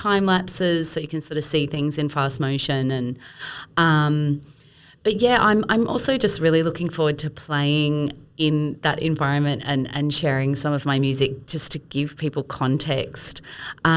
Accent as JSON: {"language": "English", "town": "Brisbane", "region": "Queensland", "country": "Australia", "tie": "born or raised there", "moved": "yes", "said": "I grew up in Brisbane and I know her from my days in Brisbane."}